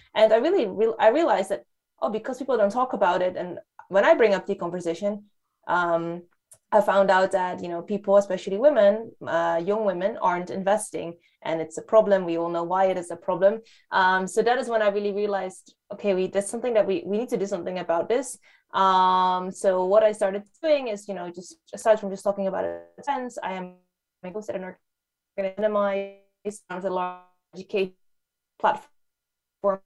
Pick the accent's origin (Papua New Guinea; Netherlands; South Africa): Netherlands; moved away as an adult; also born or lived in Hong Kong; now in London, United Kingdom; I grew up in the Netherlands. That's where I spent most of my life